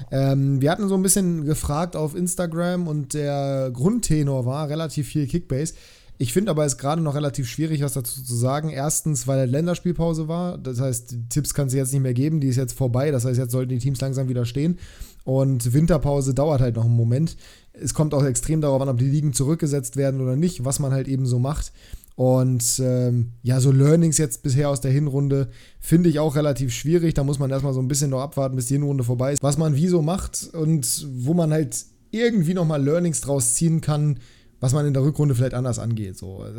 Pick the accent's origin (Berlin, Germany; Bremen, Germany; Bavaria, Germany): Bremen, Germany; das als Bremer, Junge, ekelhaft.